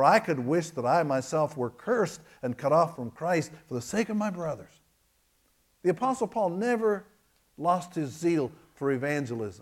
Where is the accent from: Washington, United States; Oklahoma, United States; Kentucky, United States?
Kentucky, United States; I am from Kentucky